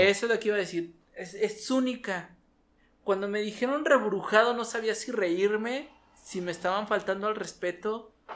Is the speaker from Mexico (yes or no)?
yes; Mexico City, Mexico; accent: capitalino; moved away as an adult; now in Chihuahua, Mexico; soy un chilango